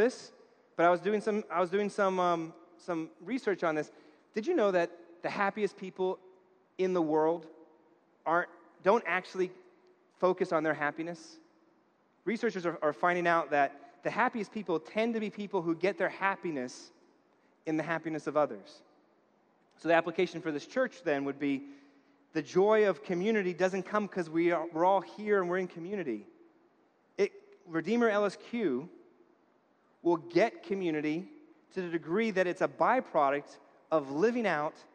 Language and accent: English; New York, United States; I grew up in New York.